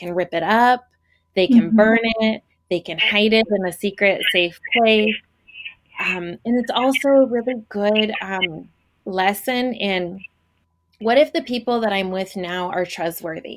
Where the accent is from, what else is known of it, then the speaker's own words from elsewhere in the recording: Portland, United States; I'm from Portland